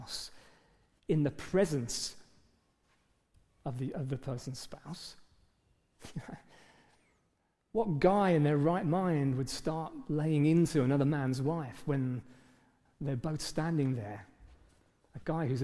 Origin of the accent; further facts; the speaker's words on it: England, United Kingdom; we're British, for goodness sake, for starters, most of us in the room